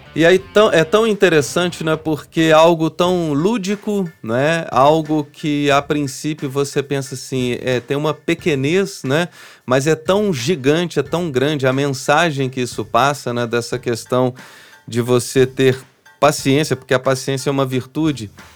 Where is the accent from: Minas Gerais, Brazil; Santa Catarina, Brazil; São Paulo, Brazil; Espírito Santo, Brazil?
Minas Gerais, Brazil; São João del-Rei; Eu sou de São João del Rei, falo de boca cheia que eu sou de lá